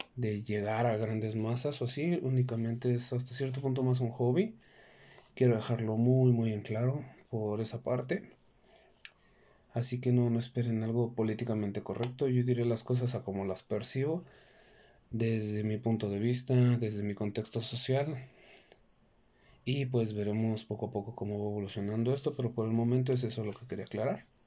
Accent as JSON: {"language": "Spanish", "country": "Mexico", "said": "en México, de donde yo soy"}